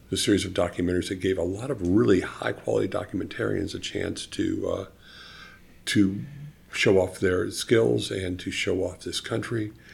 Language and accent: English; Atlanta, Georgia, United States; I grew up in Atlanta and lived actually a block or two from here, but it wasn't like this. It wasn't beautiful condos back then. It was very close to a homeless shelter and very much a transitional neighborhood.